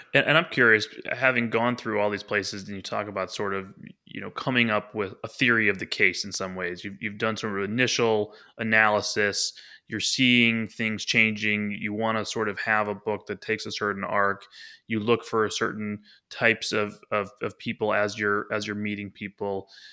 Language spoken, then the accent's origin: English; Chicago, Illinois, United States; I'm from Chicago